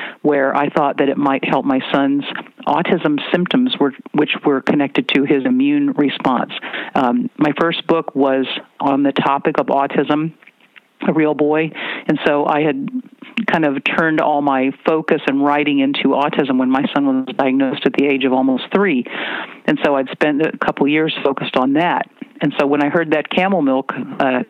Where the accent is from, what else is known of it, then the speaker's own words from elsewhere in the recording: Virginia, United States; moved away as an adult; also born or lived in Washington; now in California, United States; I spent some time on a farm growing up in Virginia